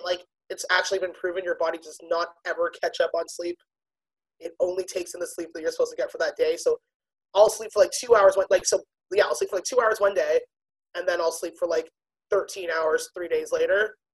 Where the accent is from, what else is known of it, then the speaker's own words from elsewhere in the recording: Toronto, Ontario, Canada; also born or lived in Pickering, Ontario; I grew up in Scarborough, but I moved to Pickering